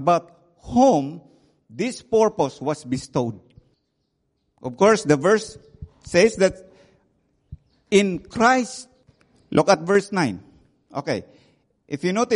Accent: Philippines; moved away; also born or lived in Myanmar; I came from the Philippines

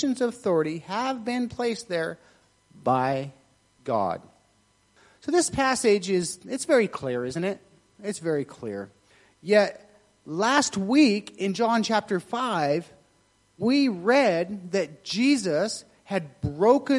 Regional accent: United States; I'm American

